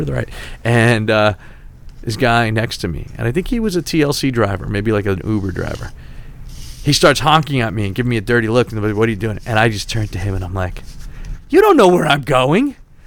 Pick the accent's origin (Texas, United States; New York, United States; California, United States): New York, United States; New York City; now in New Jersey, United States; I'm from Staten Island, Shaolin